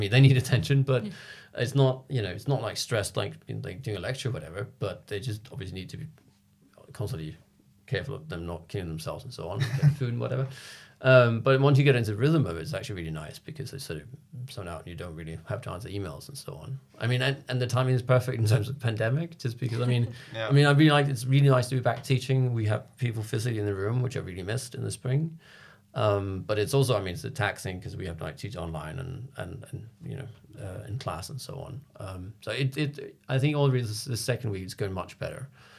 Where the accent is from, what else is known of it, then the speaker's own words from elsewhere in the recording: Copenhagen, Capital Region of Denmark, Denmark; moved away as an adult; now in London, United Kingdom; I'm from Copenhagen and I didn't grow up in Copenhagen. I've lived all over Denmark, but when I was 18, I moved back. So I'm a Copenhagen in that sense. But moving to London when I was like 26